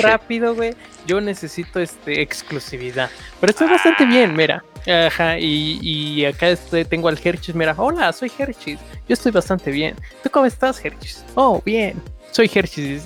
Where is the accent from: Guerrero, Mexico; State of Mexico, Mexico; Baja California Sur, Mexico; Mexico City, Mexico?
State of Mexico, Mexico; Chimalhuacán; Yo desde que nací en Chimalhuacán